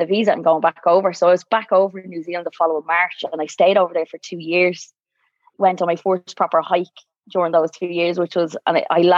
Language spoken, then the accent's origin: English; Dublin, Leinster, Ireland; also born or lived in Navan; I grew up in Drimna.